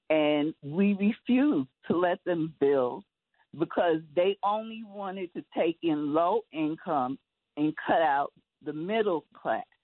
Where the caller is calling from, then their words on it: Manhattan, New York, United States; from Manhattan.